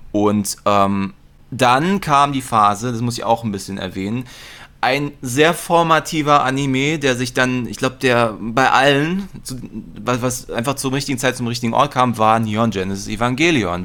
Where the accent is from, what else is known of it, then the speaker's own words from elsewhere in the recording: Berlin, Germany; bin auch in Mitte aufgewachsen